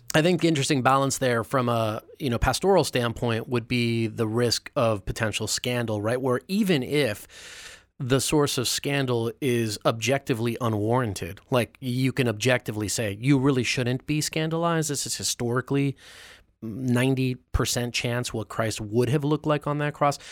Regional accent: New York, United States; as a New Yorker

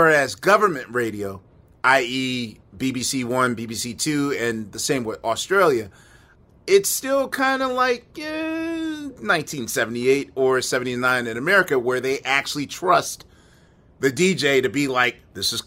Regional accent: Philadelphia, Pennsylvania, United States; I come from Philadelphia

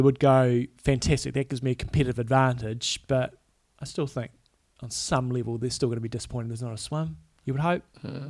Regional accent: New Zealand

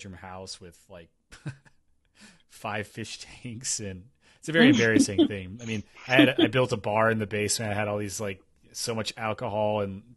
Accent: Tennessee, United States; also born or lived in Kentucky / Appalachia; now in Pacific Northwest, United States; I grew up in Tennessee, but I lived in Kentucky for 7 years

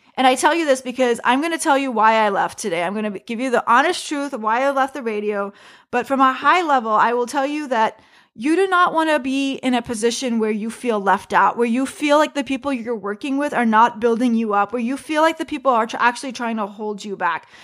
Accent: United States; I am just an American woman doing stand-up comedy who happens to be Muslim

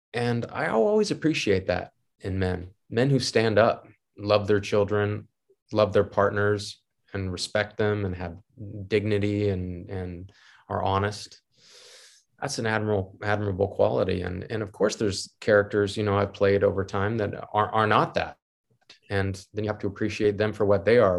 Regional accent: United States; I'm American

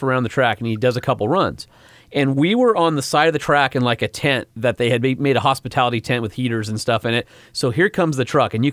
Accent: Southern California, United States; I'm from Southern California

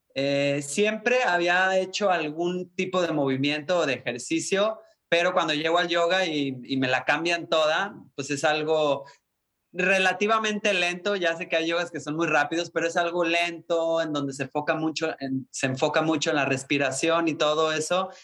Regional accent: Puerto Vallarta, Jalisco, Mexico; also born or lived in Guadalajara; sí soy mexicano, nacido en Guadalajara, pero crecido en Puerto Vallarta

